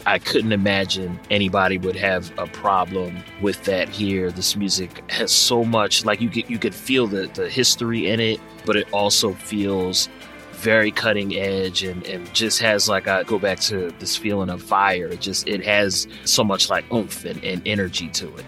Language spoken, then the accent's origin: English; Philadelphia, Pennsylvania, United States; my hometown of Philadelphia